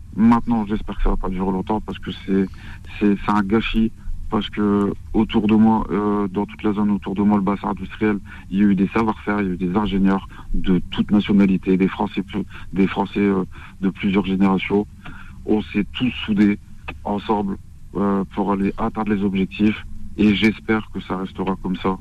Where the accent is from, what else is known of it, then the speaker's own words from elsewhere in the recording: Morocco; moi-même, je suis marocain